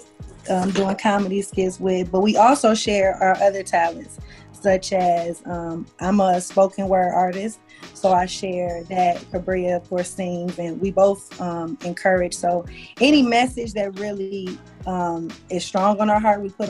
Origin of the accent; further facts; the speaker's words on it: Detroit, Michigan, United States; now in Las Vegas, United States; I'm from Detroit. So I moved out here with one of my childhood friends